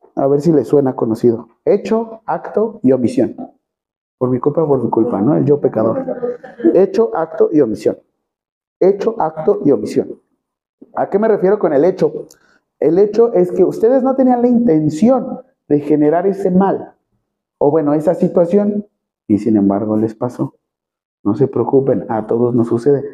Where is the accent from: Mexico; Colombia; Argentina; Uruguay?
Mexico; Nosotros somos mexicanos